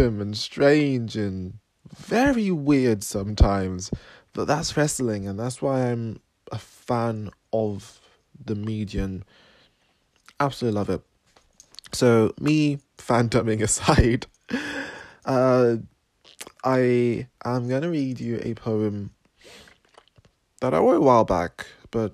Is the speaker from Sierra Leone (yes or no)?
yes; Sierra Leone; now in Cambridge, United Kingdom; I was born in Sierra Leone, and I live in Cambridge, England.